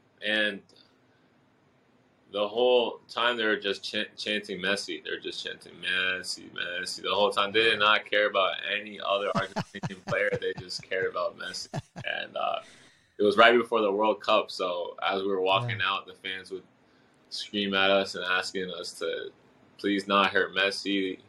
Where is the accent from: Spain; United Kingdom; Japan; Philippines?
Japan; born there; So my dad's from Haiti, and my mom's from Japan. I was born in Japan.